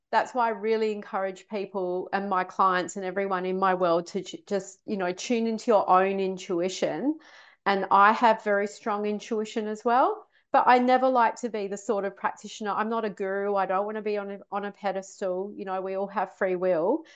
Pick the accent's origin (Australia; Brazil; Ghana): Australia; moved away as an adult; also born or lived in London, United Kingdom; I was brought up in Australia